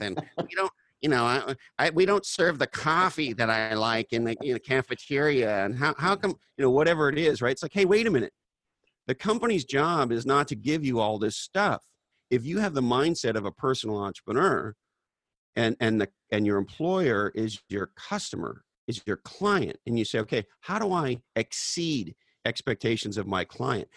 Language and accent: English; Canada; now in United States; I was born in Canada